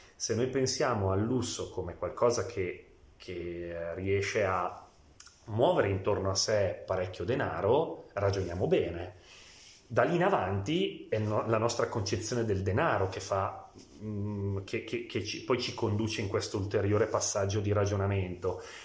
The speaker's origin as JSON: {"language": "Italian", "town": "Biella", "region": "Piedmont", "country": "Italy", "tie": "born or raised there", "said": "Io sono biellese, nato e cresciuto a Biella"}